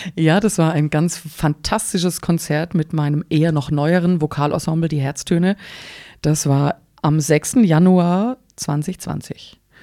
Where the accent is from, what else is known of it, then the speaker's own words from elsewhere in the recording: Engelsbrand, Baden-Württemberg, Germany; also born or lived in Pforzheim / Stuttgart; Ich bin ähm, in Engelsbrand aufgewachsen, da wohnt meine Mutter bis heute